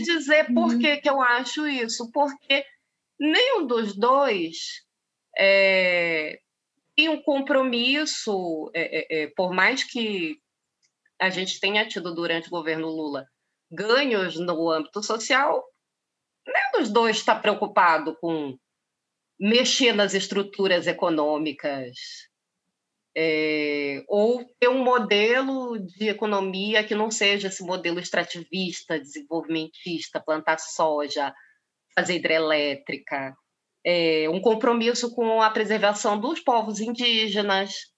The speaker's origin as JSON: {"language": "Portuguese", "region": "Pará", "country": "Brazil", "said": "Eu sou paraense"}